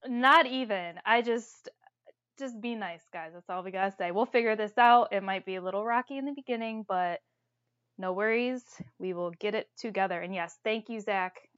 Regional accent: Toledo, Ohio, United States; I'm from Toledo, Ohio

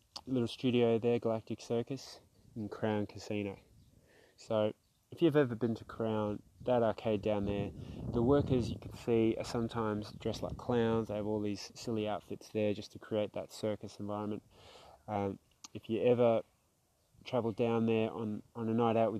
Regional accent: South Australia, Australia; also born or lived in Melbourne, Victoria, Australia; managed to arrive to Australia, where we grew up in South Australia, eventually settling in the western suburbs of Melbourne

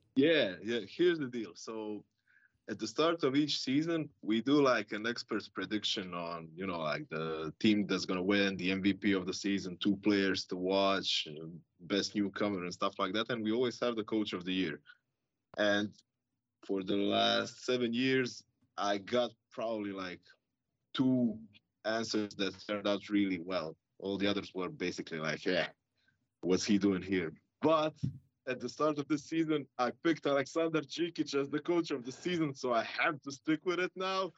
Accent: Croatia; we're from Croatia, both of us

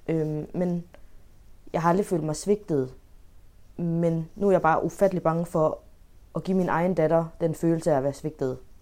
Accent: Denmark; jeg føler mig egentlig så dansk

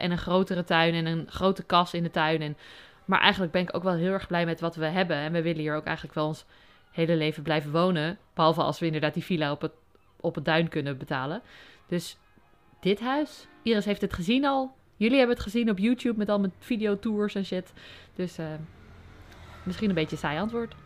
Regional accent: Overijssel, Netherlands; moved away as an adult; also born or lived in Utrecht; now in Noordwijk, Netherlands; ik ben ehm, opgegroeid in Overijssel

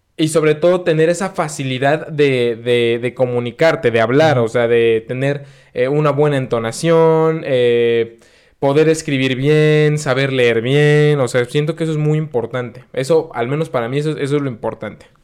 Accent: Mexico City, Mexico; moved away; yo soy de la Ciudad de México

